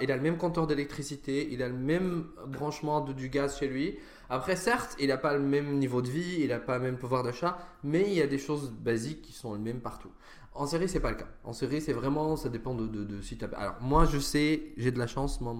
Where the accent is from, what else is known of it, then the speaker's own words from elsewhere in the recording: Damascus, Damascus Governorate, Syria; moved away as an adult; also born or lived in Sweden / Italy; now in France; Je suis né à Damas. À Damas. En Syrie. J'ai vécu 20 ans de ma vie là-bas.